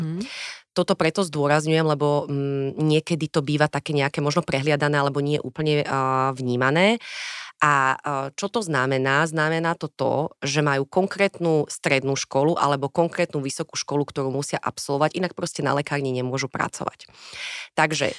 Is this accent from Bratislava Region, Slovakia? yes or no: yes; Bratislava, Bratislava Region, Slovakia; ja som vyrastala v Petržalke